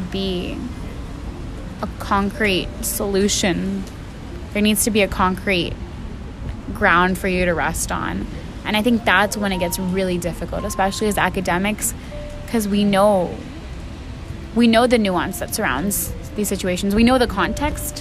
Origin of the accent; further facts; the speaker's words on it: Pakistan; moved away; I was born in Pakistan. I identify as Pakistani